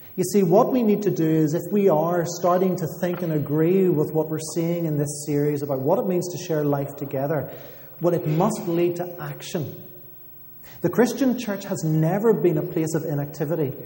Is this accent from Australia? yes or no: no; Armagh, Northern Ireland, United Kingdom; moved away as an adult; now in Belfast, United Kingdom; I'm from Armagh